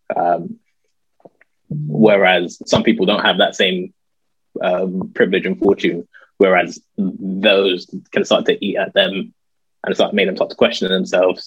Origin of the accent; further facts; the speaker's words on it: London, United Kingdom; also born or lived in Guildford; I grew up in North London